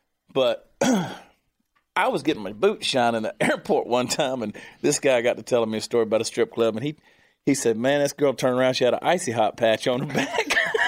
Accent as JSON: {"language": "English", "region": "Georgia", "country": "United States", "tie": "born or raised there", "said": "being from the state of Georgia and growing up in Georgia"}